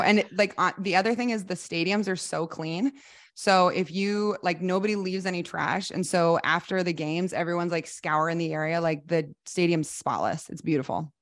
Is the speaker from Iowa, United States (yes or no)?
yes; Iowa City, Iowa, United States; moved away as an adult; also born or lived in Oklahoma / Japan; I am from Iowa City, Iowa. I grew up in the Midwest